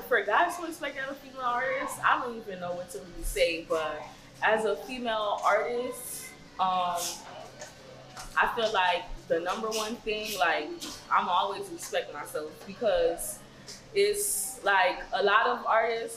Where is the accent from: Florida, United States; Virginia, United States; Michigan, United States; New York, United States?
Florida, United States; Miami; I'm from Miami.